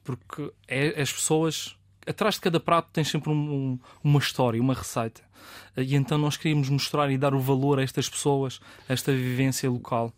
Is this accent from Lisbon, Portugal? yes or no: no; Madeira, Portugal